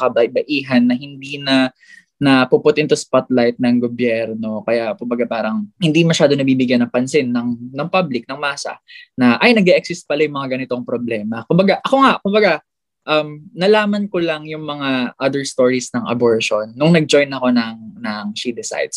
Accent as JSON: {"language": "Tagalog", "area": "Aurora", "region": "Central Luzon", "country": "Philippines", "said": "Dito kasi sa amin sa Aurora"}